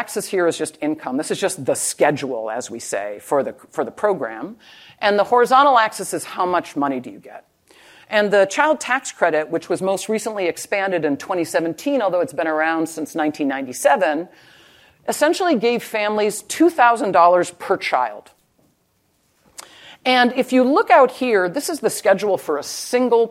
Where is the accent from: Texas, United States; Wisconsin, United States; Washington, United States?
Wisconsin, United States; I'm from Wisconsin